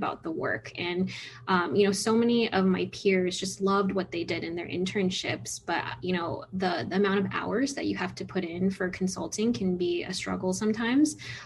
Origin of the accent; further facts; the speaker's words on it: San Francisco Bay Area, California, United States; moved away as an adult; now in Chicago, United States; I'm originally from the San Francisco Bay Area